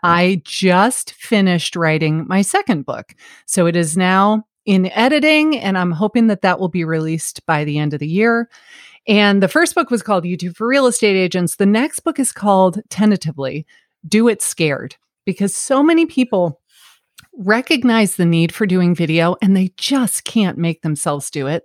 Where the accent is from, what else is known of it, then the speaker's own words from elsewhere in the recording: New York City, New York, United States; now in Savannah, United States; I was born in Flushing, New York